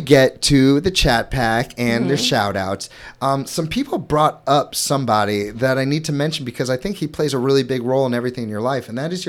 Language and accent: English; St. Louis, Missouri, United States; I'm from St. Louis